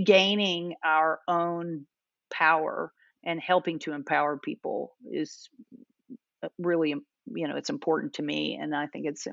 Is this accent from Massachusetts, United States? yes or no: no; Kentucky, United States; I grew up in Kentucky